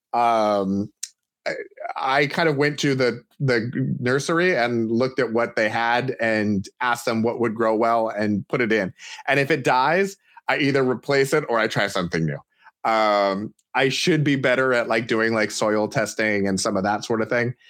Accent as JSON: {"language": "English", "town": "Portland", "region": "Oregon", "country": "United States", "said": "as someone from the Portland area who enjoys, or doesn't enjoy, but has learned to live with massive amounts of rain"}